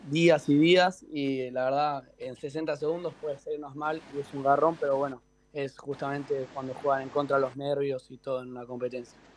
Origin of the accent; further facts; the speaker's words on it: Vicente López, Buenos Aires Province, Argentina; Sí, sí, vivo acá en zona norte, en Vicente López.